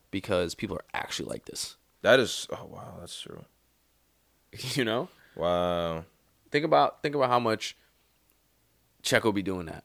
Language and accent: English; Bronx, New York, United States; I'm from the BX.